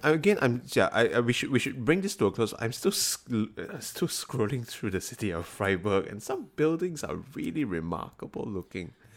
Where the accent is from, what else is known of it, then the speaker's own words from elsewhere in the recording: Singapore; growing up in Singapore